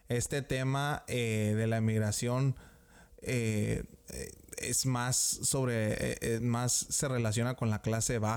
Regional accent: United States; born there; aunque haya nacido en este país, eh, ah, yo soy ciudadano americano. Y gracias a que mis papás emigraron.

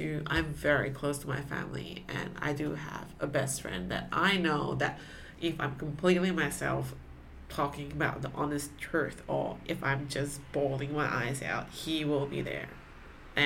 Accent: Malaysia; moved away as an adult; now in Sydney, Australia; growing up in Malaysia

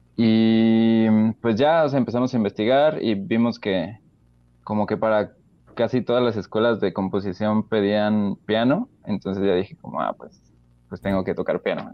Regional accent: Querétaro, Mexico; moved away; also born or lived in Celaya / Mexico City; me regresé a Querétaro

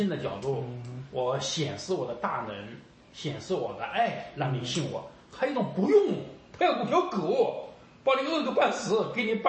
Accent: China; 我们中国人嘛是不相信爱有多么伟大

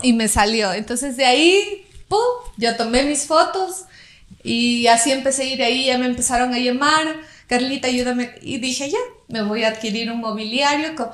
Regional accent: Loja, Ecuador; soy de Loja

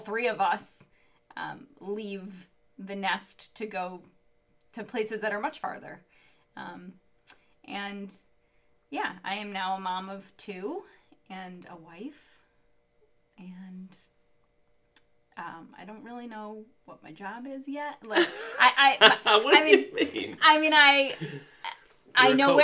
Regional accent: Long Island, New York, United States; I grew up on Long Island

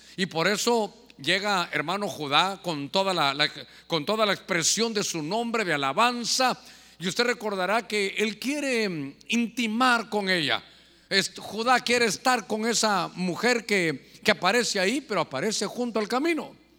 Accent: Honduras; nosotros como hondureños de invierno

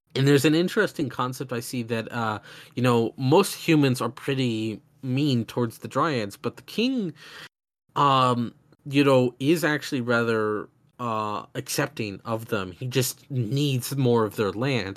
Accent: the American South, United States; I grew up in the South where there's even bigger gun culture.

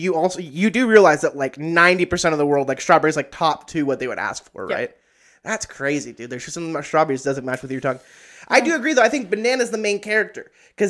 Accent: Idaho, United States; they don't know we're from Idaho, so it's all good.

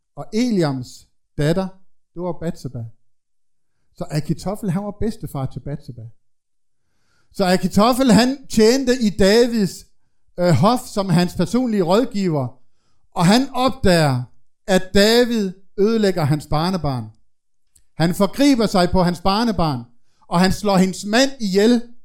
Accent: Denmark; nu er jeg jo fra Jylland

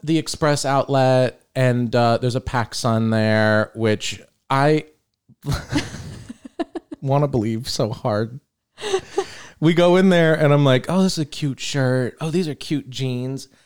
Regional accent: St. Petersburg, Florida, United States; we grew up in Old Northeast

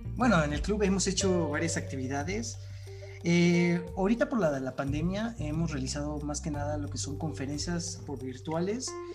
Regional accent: Mexico; nosotros ya no somos el futuro de México

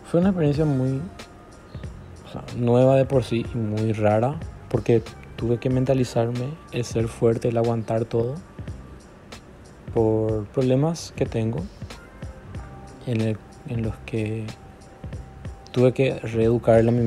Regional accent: Encarnación, Itapúa, Paraguay; tengo 21 años, soy de Encarnación Paraguay

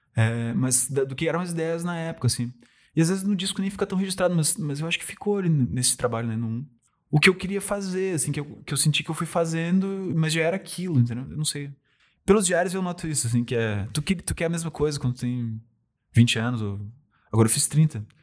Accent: Rio Grande do Sul, Brazil; accent: gaúcho; eu gosto de ser gaúcho, gosto de ter um sotaque

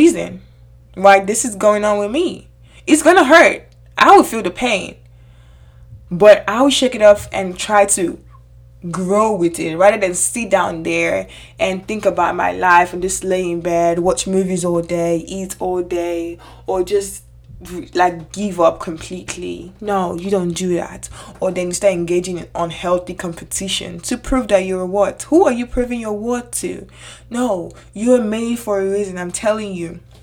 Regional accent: Nigeria; moved away; I grew up in Nigeria for the most part of my childhood age.

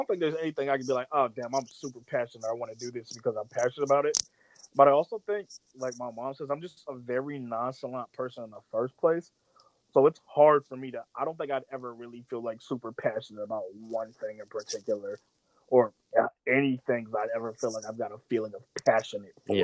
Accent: Virginia, United States; moved away; I'm from Virginia

